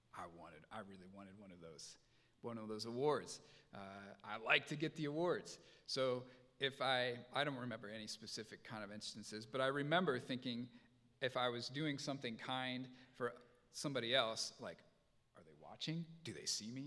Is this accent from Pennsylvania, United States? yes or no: no; Indiana, United States; moved away; I grew up in Indiana